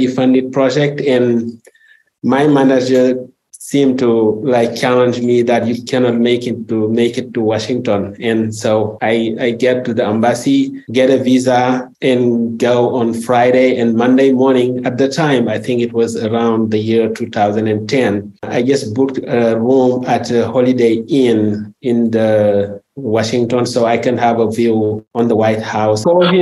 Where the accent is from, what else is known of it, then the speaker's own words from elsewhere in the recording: Senegal; I'm also from West Africa, from Senegal